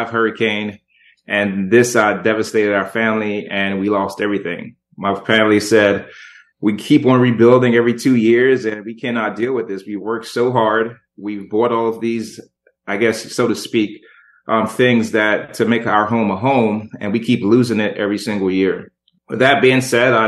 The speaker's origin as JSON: {"language": "English", "country": "Jamaica", "tie": "born or raised there", "said": "I was born in Jamaica"}